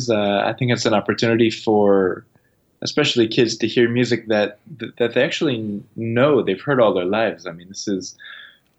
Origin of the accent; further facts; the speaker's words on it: Toronto, Ontario, Canada; I'm from Toronto, and I grew up in the city